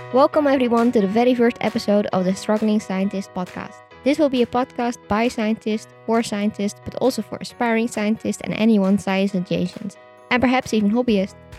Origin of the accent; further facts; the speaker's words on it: Netherlands; I am Dutch. I was born in the Netherlands. I did all my studies in the Netherlands